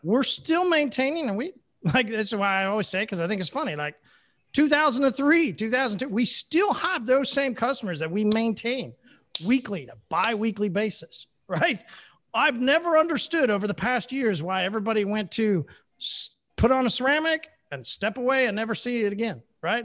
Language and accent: English; Oklahoma, United States; I'm from Oklahoma